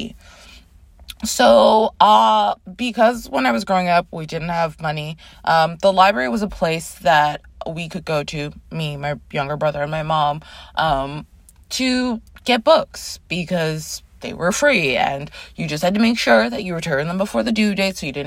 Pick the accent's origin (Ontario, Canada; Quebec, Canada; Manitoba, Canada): Ontario, Canada; Toronto; moved away as an adult; now in New York City, United States; I was born in New York City, grew up in Toronto, Canada. I moved back to New York in 2010